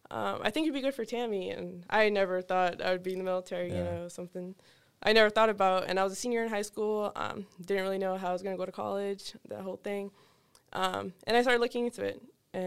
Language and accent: English; Boston, Massachusetts, United States; born there; They came straight to Boston, Mass, where I was born.